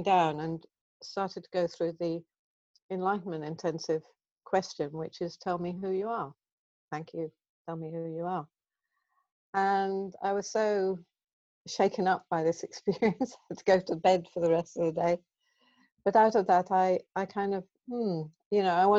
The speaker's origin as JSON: {"language": "English", "country": "Guernsey", "tie": "born or raised there", "also_born_or_lived": "Bristol / Glasgow", "moved": "as an adult", "said": "I grew up on the Channel Islands in Guernsey"}